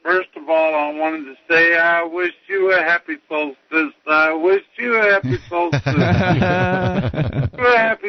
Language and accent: English; Arkansas, United States; now in Montana, United States; I'm from Arkansas